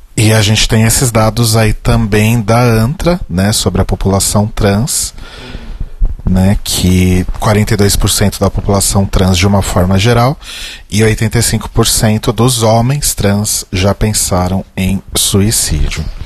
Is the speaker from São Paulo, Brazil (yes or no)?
yes; São Paulo, Brazil; eu nasci na Zona Norte